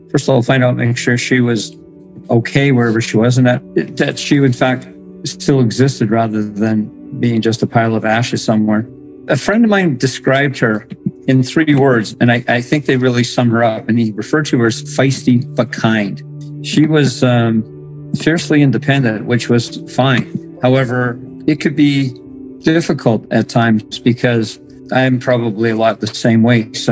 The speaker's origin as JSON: {"language": "English", "town": "Morden", "region": "Manitoba", "country": "Canada", "said": "I'm from Morden, Manitoba."}